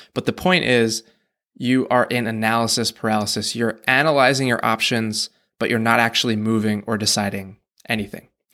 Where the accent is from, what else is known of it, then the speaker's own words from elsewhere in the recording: United States; we grew up in the American school system